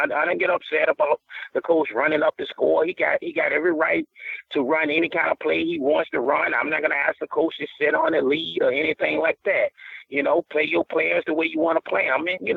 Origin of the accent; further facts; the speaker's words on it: the South, United States; I'm from the South